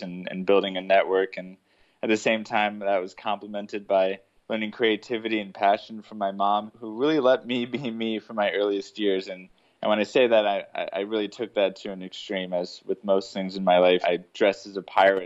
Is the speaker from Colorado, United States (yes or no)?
yes; Denver, Colorado, United States; also born or lived in Chicago, Illinois / Atlanta, Georgia; I was born in Chicago, raised in Atlanta, but my teenage years were in Denver, so Colorado is really home